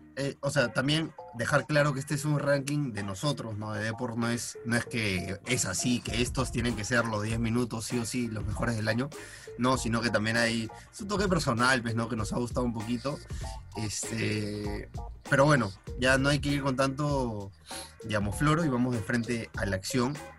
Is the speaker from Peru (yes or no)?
yes; Peru; somos peruanos